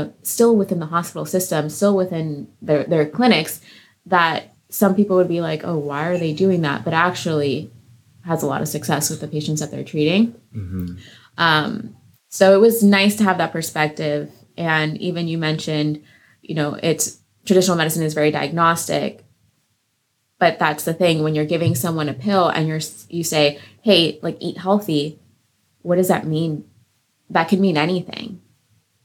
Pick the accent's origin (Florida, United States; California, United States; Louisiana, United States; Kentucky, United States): Florida, United States; Weston; also born or lived in Venezuela / St. Martin / England; So I grew up in Weston, Florida. I was born in Venezuela, but I grew up in Florida